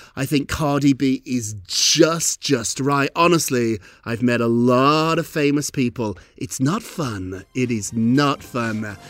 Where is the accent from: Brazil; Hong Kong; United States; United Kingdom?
United Kingdom; moved away; when I was a little boy growing up in Britain